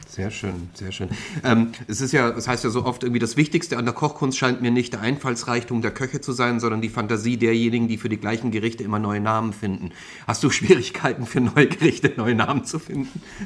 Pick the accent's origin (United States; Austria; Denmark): Austria; now in Hamburg, Germany; ich bin ja nun mal ähm, Schluchtenscheißer, das heißt also, ich bin ja Österreicher eigentlich.